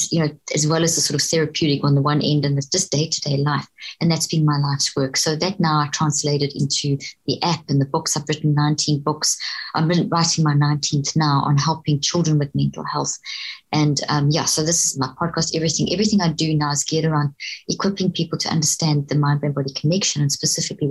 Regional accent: South Africa; moved away as an adult; also born or lived in Zimbabwe; now in Texas, United States; grew up in South Africa, and went to university in South Africa

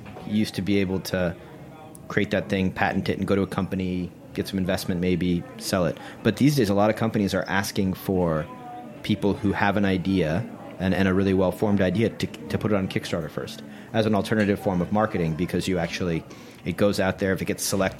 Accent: New York, United States; Obviously, I'm a New Yorker

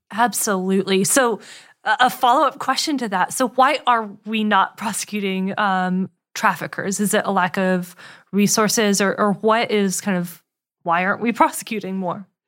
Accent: Winston-Salem, North Carolina, United States; I grew up in Winston Salem

